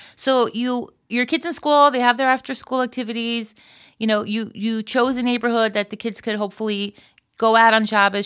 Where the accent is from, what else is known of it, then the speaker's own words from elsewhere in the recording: Florida, United States; moved away as an adult; now in Israel; I was from Florida